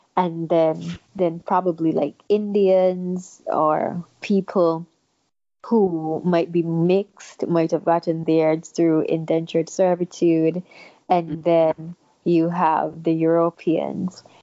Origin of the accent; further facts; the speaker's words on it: St. Kitts & Nevis; moved away as an adult; now in United States; I grew up in St. Kitts until I was 18.